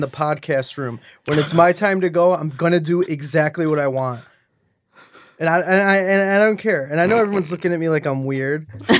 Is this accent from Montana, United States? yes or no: no; Chicago, Illinois, United States; Chicago. What's up, Chicago?